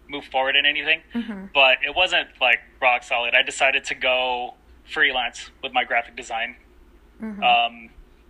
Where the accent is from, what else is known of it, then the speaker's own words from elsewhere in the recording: United States; also born or lived in Philippines; being born in the Philippines, but growing up in America